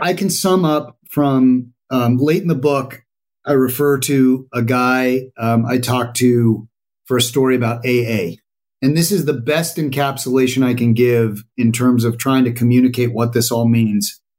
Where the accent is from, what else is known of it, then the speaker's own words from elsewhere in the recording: Colorado, United States; I grew up in Colorado, which is your flyover state with a little bit of machismo